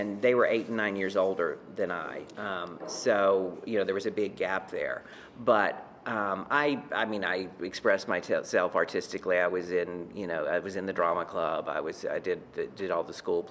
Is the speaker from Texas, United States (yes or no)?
yes; Beaumont, Texas, United States; moved away as an adult; now in New York, United States; my hometown of Beaumont, Texas